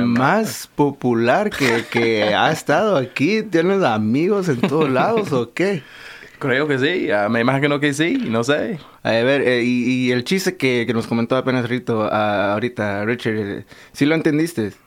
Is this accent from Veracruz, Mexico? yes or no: yes; Veracruz, Mexico; now in United States; yo nací en México, 100% jarocho